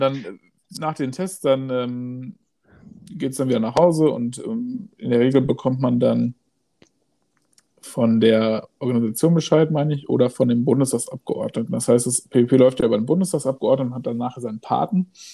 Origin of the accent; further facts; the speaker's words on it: Gelsenkirchen, North Rhine-Westphalia, Germany; moved away; also born or lived in Hamburg; Ursprünglich komme ich aus, äh, Gelsenkirchen